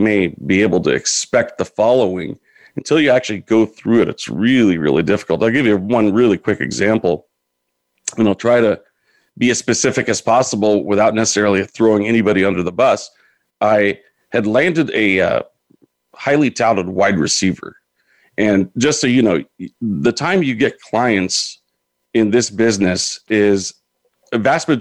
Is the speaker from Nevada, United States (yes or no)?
no; Modesto, California, United States; also born or lived in San Diego; I grew up in the Central Valley, California, Modesto